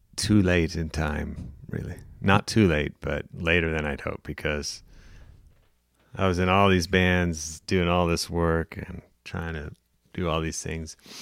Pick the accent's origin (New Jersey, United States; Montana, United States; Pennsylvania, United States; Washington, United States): Montana, United States; moved away; also born or lived in Missoula; born and raised in Montana.